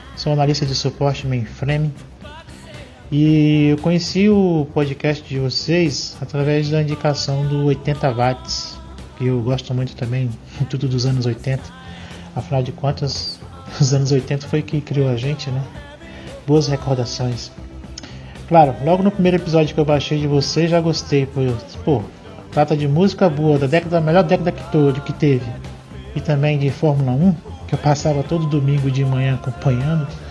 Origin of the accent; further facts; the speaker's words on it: Brasília, Federal District, Brazil; sou de Brasília